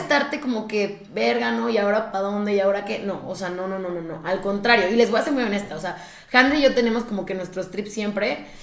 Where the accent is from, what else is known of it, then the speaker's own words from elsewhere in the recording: Mexico; algo que también nos pasa mucho como mexicanos